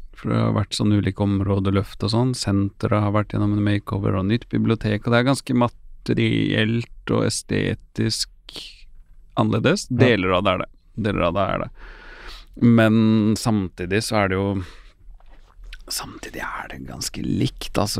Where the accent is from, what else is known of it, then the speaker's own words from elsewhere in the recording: Oslo, Norway; moved away; så lenge jeg føler at jeg er fra Groruddalen, så er jeg fortsatt fra Groruddalen